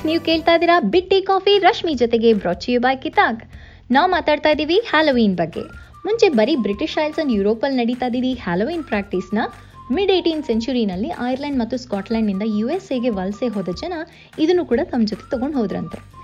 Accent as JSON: {"language": "Kannada", "area": "Kannadiga", "region": "Karnataka", "country": "India", "said": "ನಮ್ಮ ಕನ್ನಡಿಗರೆಲ್ಲರ"}